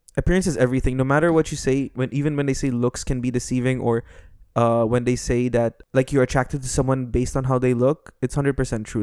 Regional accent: Dubai, United Arab Emirates; accent: international Western accent with Filipino twang; I'm half Indian, half Filipino, born and raised in Dubai

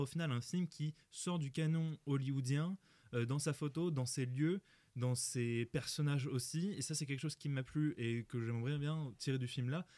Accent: Nord-Pas-de-Calais, Hauts-de-France, France; Je viens du Nord-Pas-de-Calais, moi

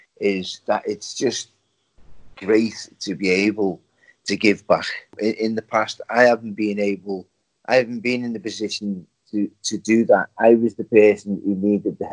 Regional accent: Liverpool, North West England, United Kingdom; moved away; my hometown of Liverpool.

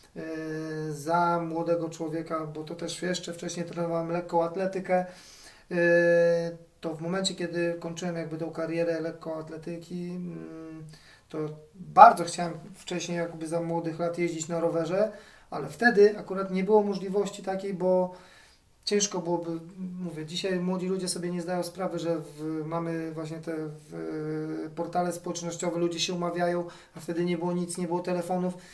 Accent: Gdańsk, Pomeranian Voivodeship, Poland; jestem z Trójmiasta, z Gdańska dokładnie

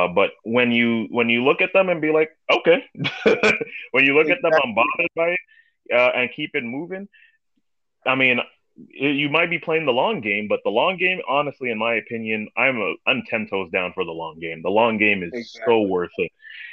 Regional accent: New York City, New York, United States; I was born and raised in Brooklyn, New York.

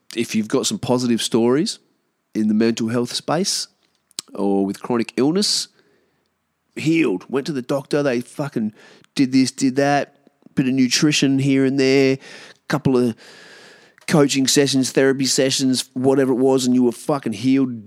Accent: Australia; we as Australian, uh, Aboriginal people

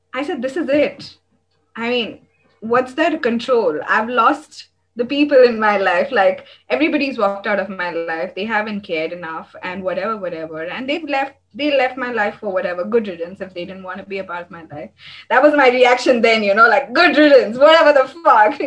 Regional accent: India; I am from India

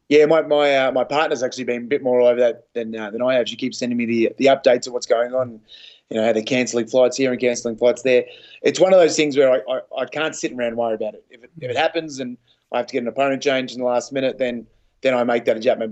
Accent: Melbourne, Victoria, Australia; my hometown

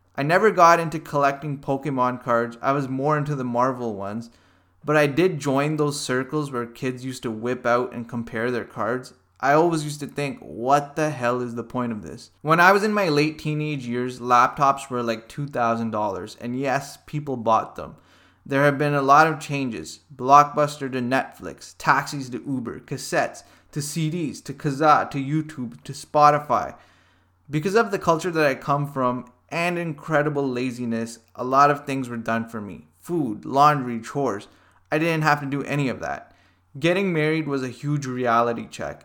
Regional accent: Hamilton, Ontario, Canada; I was born and raised in Hamilton, Ontario

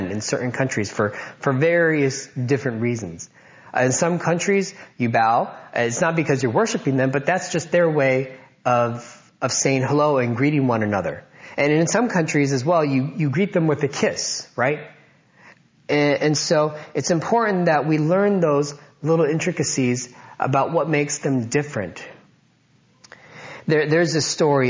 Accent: United States; growing up in America, I felt like I was an American

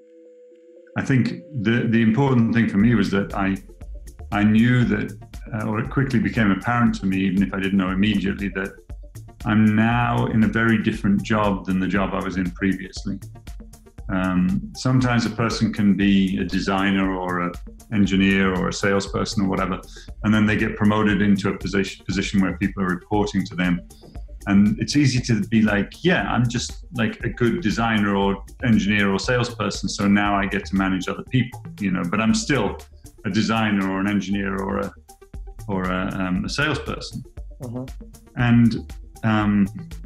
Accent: England, United Kingdom; moved away as an adult; now in United States; I'm from England, but when I came to live in the States 21 years ago

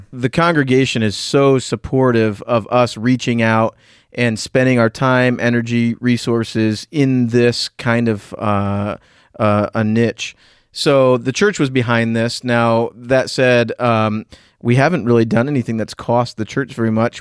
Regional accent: Northeast, United States; also born or lived in Southwest Florida / North Central Pennsylvania; now in Pennsylvania, United States; I grew up in the Northeast in a rural environment.

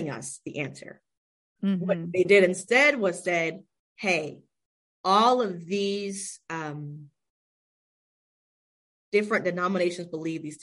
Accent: Palm Coast, Florida, United States; Daytona Beach area. So gotcha. Give it even more context. And even worse, Palm Coast area.

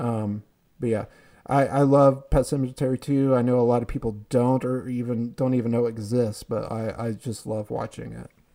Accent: Fayetteville, Georgia, United States; I grew up in Fayetteville

